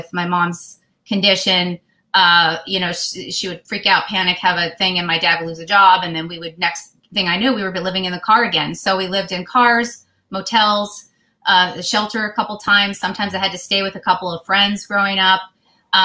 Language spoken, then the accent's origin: English; Denver, Colorado, United States; I was born in Denver, Colorado in 1970